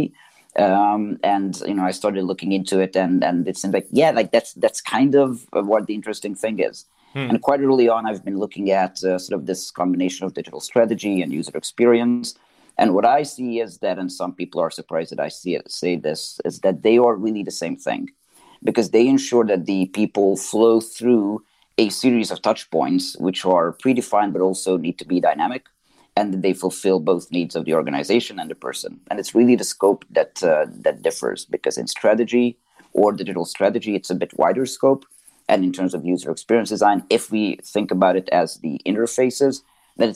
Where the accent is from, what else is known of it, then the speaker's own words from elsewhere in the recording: Hungary; also born or lived in Canada; now in Geneva, Switzerland; I'm currently based in Switzerland, Geneva. Originally, I am from Hungary. I've also spent some time in Canada.